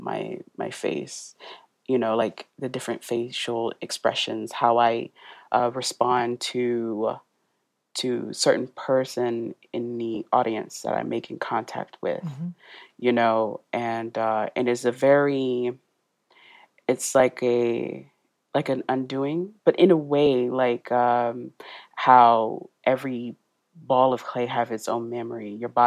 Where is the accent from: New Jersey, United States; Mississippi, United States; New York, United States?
Mississippi, United States; accent: country; moved away as an adult; now in Oxford, United Kingdom; we're all from Mississippi